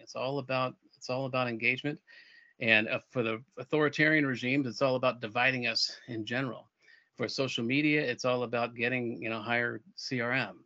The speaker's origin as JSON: {"language": "English", "town": "Albuquerque", "region": "New Mexico", "country": "United States", "tie": "born or raised there", "also_born_or_lived": "Europe", "moved": "as an adult", "said": "my hometown in Albuquerque"}